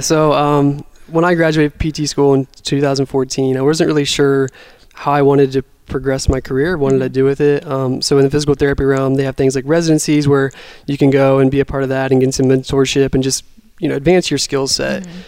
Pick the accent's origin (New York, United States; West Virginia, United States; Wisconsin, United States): West Virginia, United States; also born or lived in Seattle; now in Cleveland, United States; I'm from West Virginia originally, so I wanted to be back here